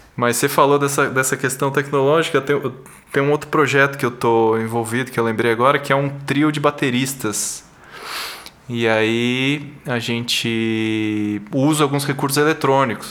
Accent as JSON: {"language": "Portuguese", "region": "São Paulo", "country": "Brazil", "tie": "born or raised there", "also_born_or_lived": "São José dos Campos", "said": "Sim, sim, eu sou de São Paulo. Nasci aqui, morei um tempo no interior, São José dos Campos, mas depois voltei para cá para fazer faculdade de engenharia."}